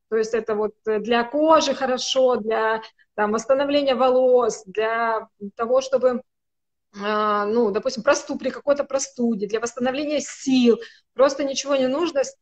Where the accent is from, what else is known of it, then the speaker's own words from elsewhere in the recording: North Caucasus, Russia; хотя я человек с Кавказа, и я могу громко разговаривать, выражая свои мысли